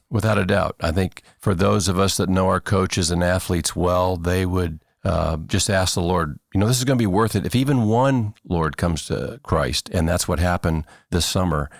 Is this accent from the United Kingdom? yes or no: no; Churubusco, Indiana, United States; moved away as an adult; now in Cedarville, United States; I went to a public high school in, in Indiana, Chiribusco, Indiana, throughout my hometown.